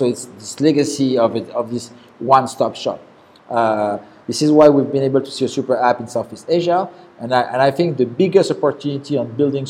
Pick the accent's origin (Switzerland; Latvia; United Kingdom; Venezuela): Switzerland; moved away as an adult; also born or lived in France; now in Singapore; originally born in France, so I'm French, and I was raised in Switzerland. Went to college in the US. First job was in Bangui, Central African Republic. Then I moved to Singapore 10 years ago